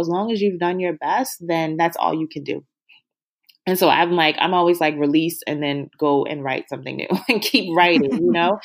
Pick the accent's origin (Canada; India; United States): United States; Baltimore, Maryland; moved away; we're both from Baltimore.